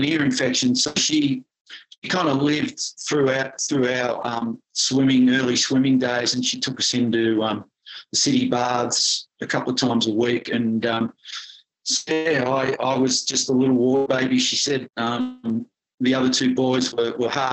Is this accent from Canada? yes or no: no; Melbourne, Victoria, Australia; Western suburbs of Melbourne in Essendon, and it was country back then